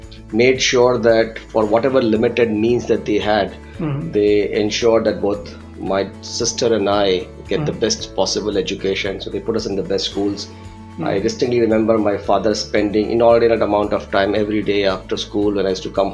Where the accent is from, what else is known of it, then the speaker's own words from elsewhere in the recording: Ahmedabad, Gujarat, India; We come from Ahmedabad, so not the metros of that point of time of India.